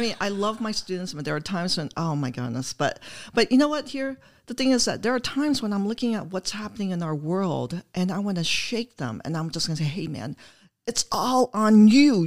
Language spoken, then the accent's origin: English; Oshkosh, Wisconsin, United States; moved away; I'm from Wisconsin. I'm from Oshkosh, Wisconsin